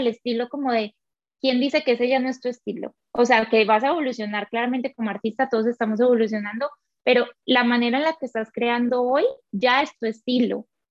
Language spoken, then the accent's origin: Spanish; Colombia; moved away as an adult; also born or lived in Quito, Ecuador; yo soy colombiana, pero trabajaba en Ecuador